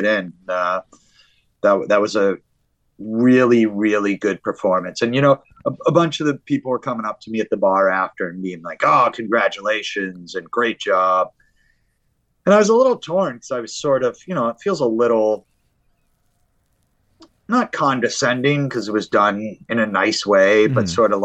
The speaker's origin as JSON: {"language": "English", "country": "United States", "said": "I'm an American"}